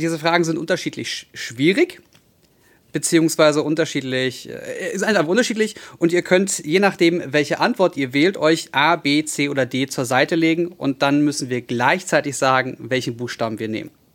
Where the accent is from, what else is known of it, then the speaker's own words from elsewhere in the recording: Berlin, Germany; also born or lived in Hellersdorf-Marzahn; als gute Berliner der in Neukölln groß geworden ist, beziehungsweise 14 Jahre lang gelebt hat